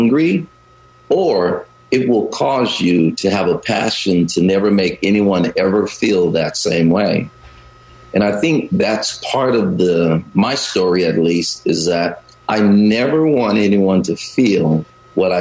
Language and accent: English; the South, United States; also born or lived in Chicago / Great Lakes, Illinois; now in Bay Area, United States; I grew up in the South.